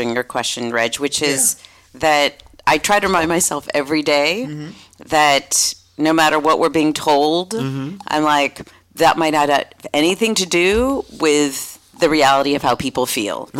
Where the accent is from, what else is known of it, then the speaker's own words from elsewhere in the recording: Lincoln, Massachusetts, United States; moved away as an adult; also born or lived in St. Louis, Missouri / Jamaica Plain, Boston; now in San Francisco, United States; I grew up in Lincoln, Massachusetts, a small town outside of Boston.